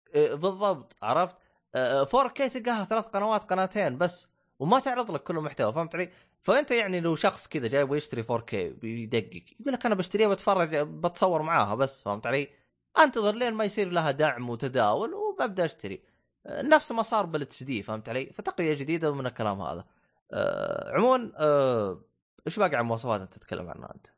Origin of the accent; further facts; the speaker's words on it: Saudi Arabia; عندنا في السعوديه